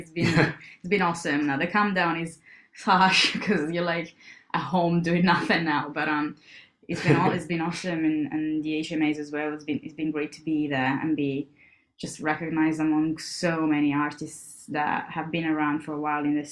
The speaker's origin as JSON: {"language": "English", "country": "Italy", "moved": "yes", "said": "I'm from Italy, so like part of my family was based in the north, and part of it was based in Rome"}